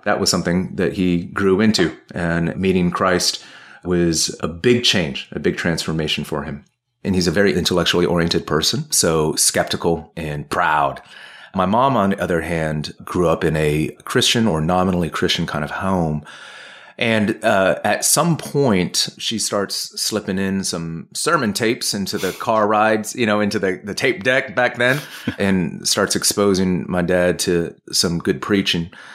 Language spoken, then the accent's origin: English; California, United States; also born or lived in Ohio / Providence, Rhode Island; now in Washington, D.C., United States; moved to California when I was two, and that's where I grew up